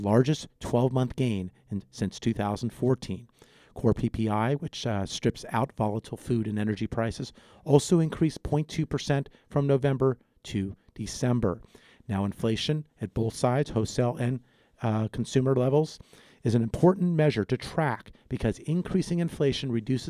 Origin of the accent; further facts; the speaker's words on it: Los Angeles, California, United States; also born or lived in Santa Barbara, California / Ventura County, California; born and raised in Southern California's San Fernando Valley